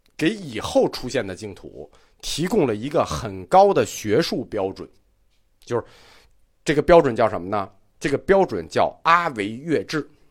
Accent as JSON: {"language": "Chinese", "country": "China", "said": "我们中国人爱拜拜很爱啊"}